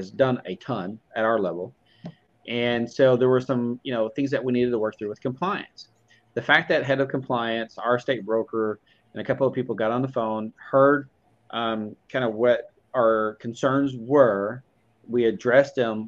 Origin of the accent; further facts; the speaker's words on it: Fort Worth, Texas, United States; born and raised in Texas, originally from the Fort Worth area, lived all over the Metroplex